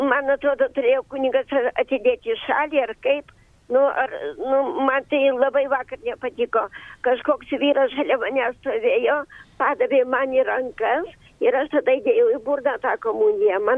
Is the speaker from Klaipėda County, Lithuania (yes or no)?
no; Vilnius, Vilnius County, Lithuania; aš esu Vilnietė ir mano parapija Jurgio Matulaičio bažnyčia